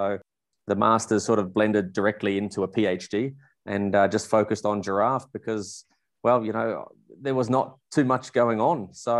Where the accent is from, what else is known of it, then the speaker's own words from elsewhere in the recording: Melbourne, Victoria, Australia; moved away as an adult; also born or lived in South Africa; now in Windhoek, Namibia; I'm a Melbourne from Australia, born and bred, grew up there, always wanted to be an Australian rules footballer for my life.